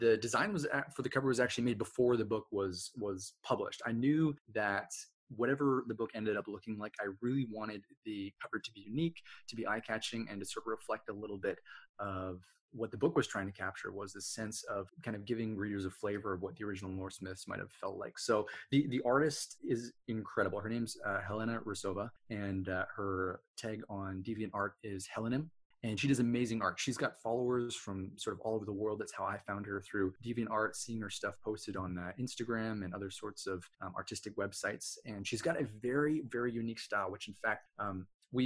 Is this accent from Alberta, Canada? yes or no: yes; Edmonton, Alberta, Canada; I grew up in Edmonton, Alberta, which is fairly close to the Rocky Mountains